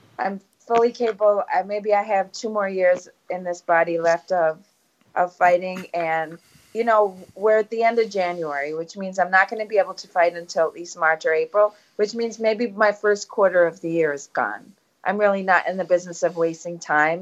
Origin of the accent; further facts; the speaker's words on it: New York City, New York, United States; I come from a little place in Brooklyn where most people don't get out. Most people don't leave the neighborhood, let alone travel